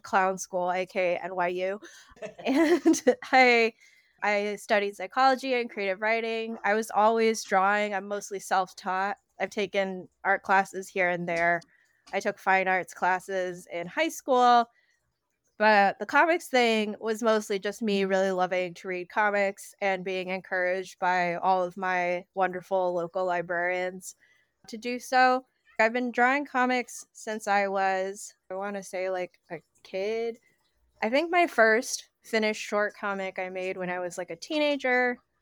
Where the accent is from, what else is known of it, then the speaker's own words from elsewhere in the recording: Connecticut, United States; moved away as an adult; now in New York, United States; I grew up in Connecticut, A K A the most cursed state